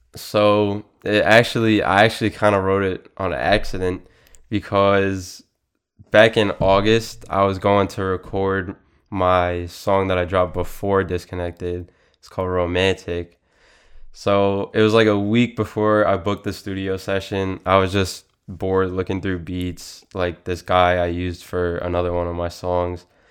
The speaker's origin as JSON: {"language": "English", "area": "Suffolk County, Long Island", "region": "New York", "country": "United States", "tie": "born or raised there", "said": "I grew up in Suffolk County, Long Island"}